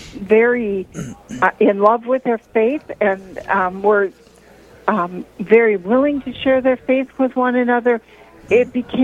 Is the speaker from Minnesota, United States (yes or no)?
yes; Minneapolis, Minnesota, United States; now in Duluth, United States; I grew up in Minneapolis, actually, as a Lutheran